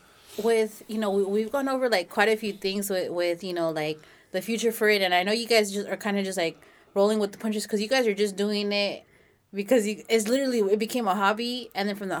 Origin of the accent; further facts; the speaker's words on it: Los Banos, California, United States; where are you from? I was like, oh, Los Baños.